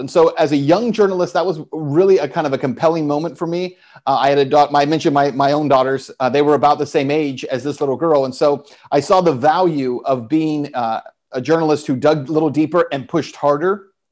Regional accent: El Paso, Texas, United States; moved away; I was in El Paso at the time, my hometown

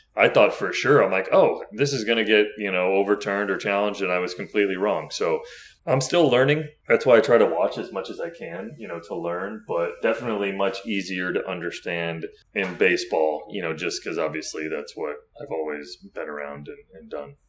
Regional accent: Florida, United States; I grew up in Florida

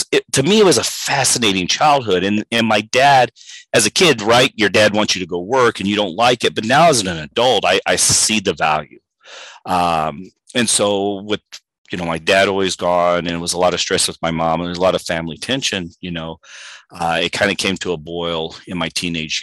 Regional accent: Missouri, United States; moved away as an adult; also born or lived in Fayetteville, Arkansas; now in El Paso, United States; I grew up outside the Kansas City area

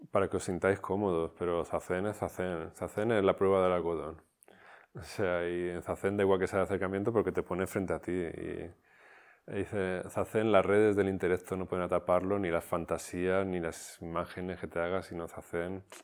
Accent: Barcelona, Catalonia, Spain; Entonces, claro, un, dojo, yo soy de Barcelona, no tengo ni idea

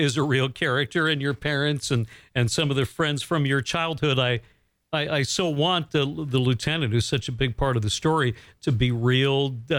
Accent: Bangor, Maine, United States; growing up here in Bangor, Maine.

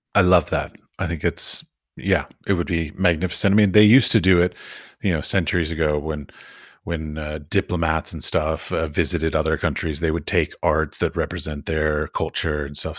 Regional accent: United States; I come from America

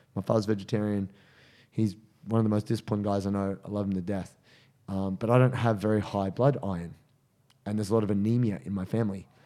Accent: Penrith, New South Wales, Australia; also born or lived in Dubbo; Where I'm from

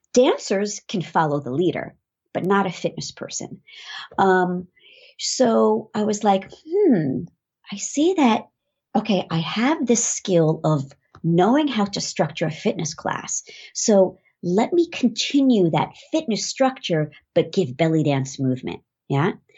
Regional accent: New York City, New York, United States; I am from New York

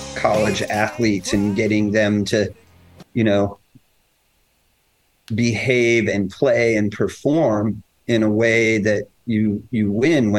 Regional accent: Denver, Colorado, United States; also born or lived in McCook, Nebraska; I grew up in Denver

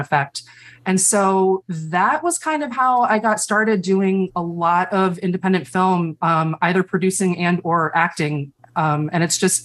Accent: Chicago, Illinois, United States; moved away as an adult; now in New York, United States; I'm actually from Chicago

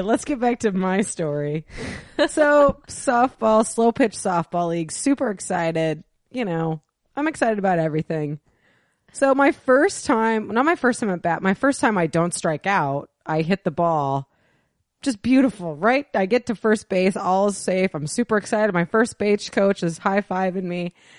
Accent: the Northwest, Pacific Northwest, United States; we're from the Northwest

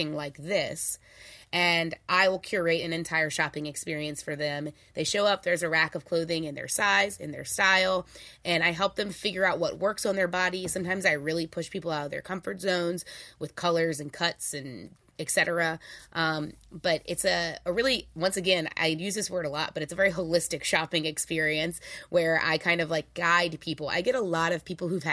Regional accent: New Orleans, Louisiana, United States; I'm also from New Orleans, so everyone in my family is a little bit of a hustler

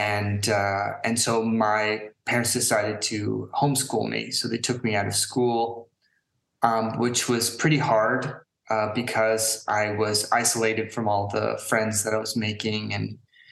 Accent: San Francisco Bay Area, California, United States; now in Prague, Czech Republic; I grew up in San Francisco Bay Area, not directly in the city, but, you know, my family, we lived in a few places around in the Bay Area

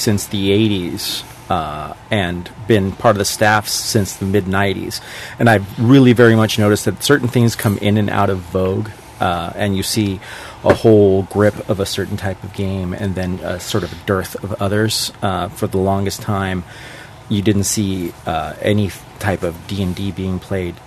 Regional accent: Chile; moved away; I'm from Chile. And actually, I was born almost to the day where Pinochet took over from the Allende government

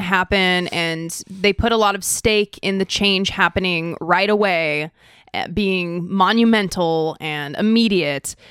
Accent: Idaho, United States; now in California, United States; I am from Idaho

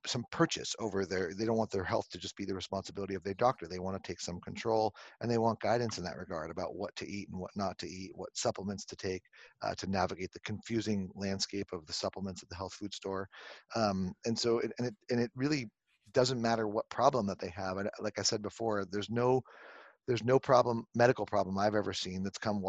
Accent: Southern California, United States; now in Connecticut, United States; I grew up on the beaches of Southern California

